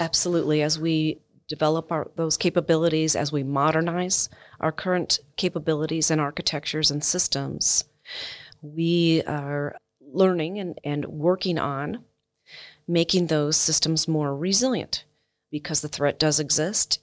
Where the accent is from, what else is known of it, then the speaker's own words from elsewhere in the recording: United States; as an American